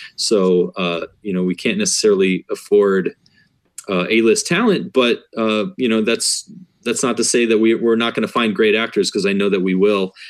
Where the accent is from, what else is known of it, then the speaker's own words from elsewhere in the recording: Iowa, United States; I grew up in Iowa myself